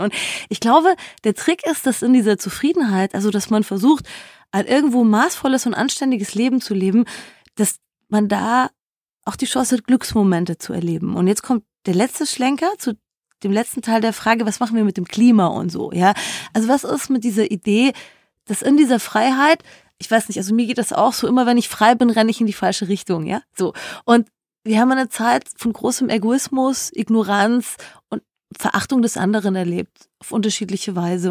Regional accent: Germany; bei uns in Deutschland

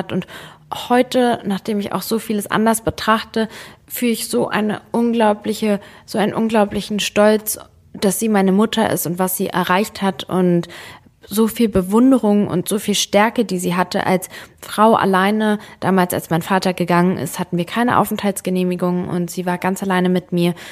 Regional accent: Germany; ich bin Serbin, aber ich habe damit gar nichts zu tun, so ich bin halt in Deutschland groß geworden.

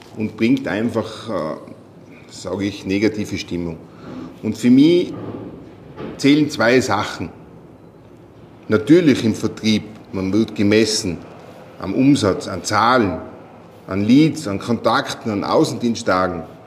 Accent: Tyrol, Austria; Ich komme aus Tirol

